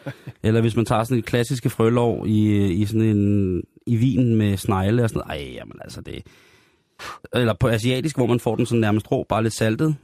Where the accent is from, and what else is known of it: Denmark